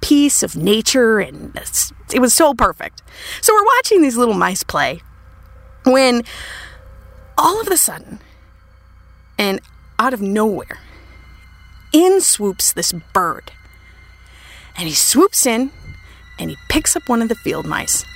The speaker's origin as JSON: {"language": "English", "region": "Minnesota", "country": "United States", "tie": "born or raised there", "said": "I grew up in Minnesota"}